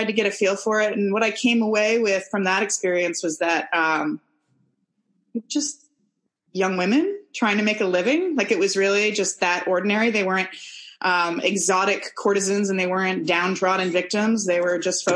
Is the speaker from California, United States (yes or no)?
yes; San Francisco, California, United States; moved away as an adult; now in New Zealand; I'm American. I'm from San Francisco, and I moved to New Zealand about 11 years ago